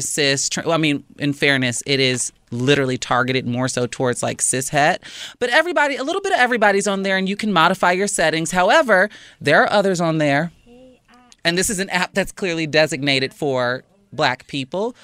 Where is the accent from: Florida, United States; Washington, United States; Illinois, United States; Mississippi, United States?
Illinois, United States; Chicago; proud Chicagoan. Shout out to my hometown